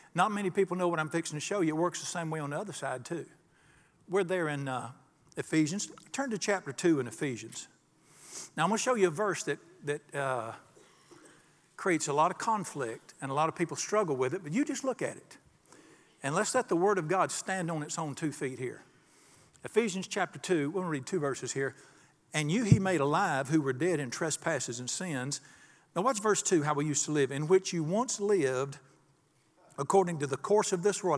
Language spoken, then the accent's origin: English; Charlotte, North Carolina, United States; the day I was born in the Catholic hospital in Charlotte